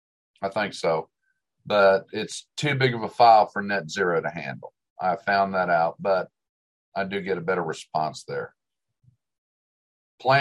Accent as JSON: {"language": "English", "region": "Delaware", "country": "United States", "tie": "born or raised there", "also_born_or_lived": "Ohio / Tulsa, Oklahoma", "lives_now": "Dallas, United States", "said": "I mean, I was born in Ohio, spent 9 years in Delaware. I was young. I loved the snows that we got in Delaware, moved to Tulsa."}